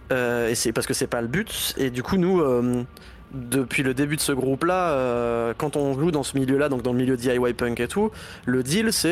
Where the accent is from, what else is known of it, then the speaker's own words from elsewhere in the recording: Laval, Pays de la Loire, France; on vient de Laval donc on sait ce que c'est que de pas avoir de concert